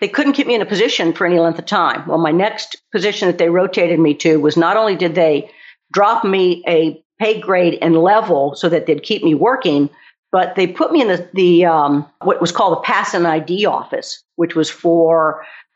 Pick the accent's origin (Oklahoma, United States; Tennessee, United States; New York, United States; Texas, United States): Texas, United States; moved away; I'm originally from Texas